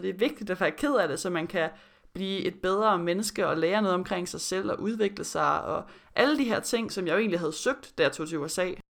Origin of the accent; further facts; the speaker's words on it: Denmark; moved away as an adult; also born or lived in Florida, United States; min tid i Danmark før college